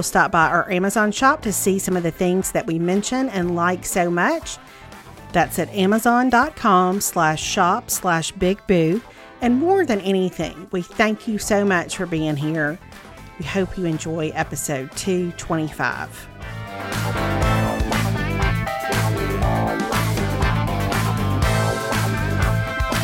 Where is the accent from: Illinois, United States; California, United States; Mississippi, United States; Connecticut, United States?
Mississippi, United States; Growing up in Mississippi